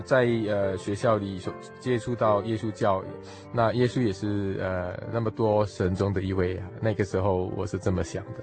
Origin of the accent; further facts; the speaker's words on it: Singapore; moved away; 我是来自新加坡